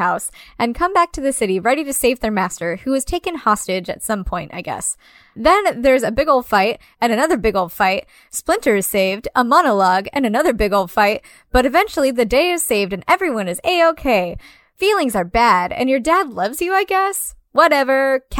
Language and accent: English; California, United States; I grew up in Orange County, California. What up? Ugh. I'm glad I'm not there anymore.